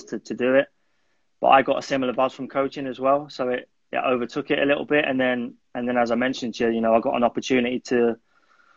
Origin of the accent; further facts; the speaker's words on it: London, United Kingdom; also born or lived in Malaysia; I'm originally from North London